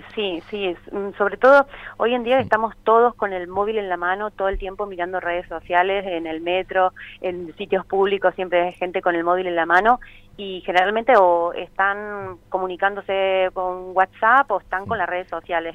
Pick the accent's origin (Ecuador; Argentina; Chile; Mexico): Argentina; moved away as an adult; now in Barcelona, Spain; yo soy una argentina que lleva 14 años aquí en Barcelona